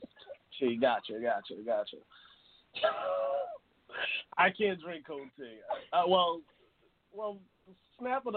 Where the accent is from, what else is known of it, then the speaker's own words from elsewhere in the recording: Philadelphia, Pennsylvania, United States; I'm from Philadelphia